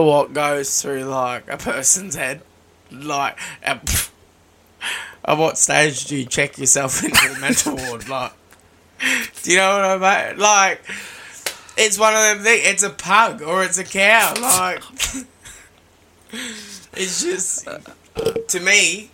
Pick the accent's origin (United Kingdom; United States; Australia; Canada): Australia; I'm an Aussie